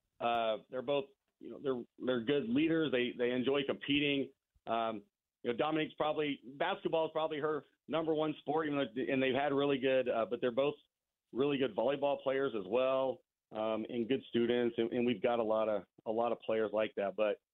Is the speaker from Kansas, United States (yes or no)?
yes; Pretty Prairie, Kansas, United States; I moved around a little bit when I was young and then grew up in Pretty Prairie.